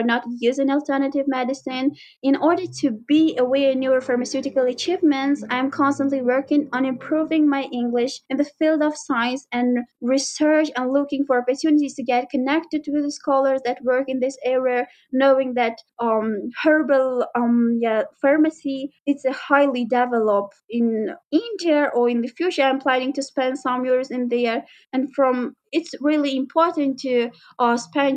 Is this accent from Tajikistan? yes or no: yes; Khorog, Gorno-Badakhshan, Tajikistan; moved away as an adult; now in Dushanbe, Tajikistan; the first time that I moved from Khorog to Dushanbe